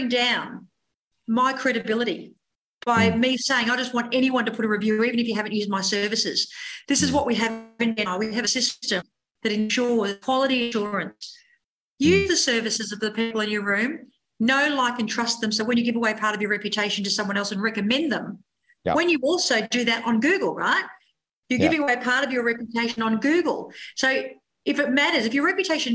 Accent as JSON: {"language": "English", "town": "Frankston", "region": "Victoria", "country": "Australia", "said": "We're from Frankston."}